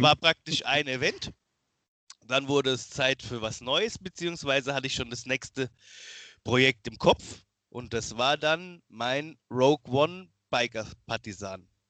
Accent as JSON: {"language": "German", "town": "Miltenberg", "region": "Bavaria", "country": "Germany", "said": "ich bin 31 jetzt mittlerweile, komme aus Miltenberg, ist in der Nähe von Aschaffenburg"}